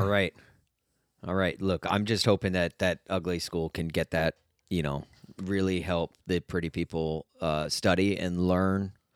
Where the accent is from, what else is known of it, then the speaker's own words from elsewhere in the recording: United States; I'm American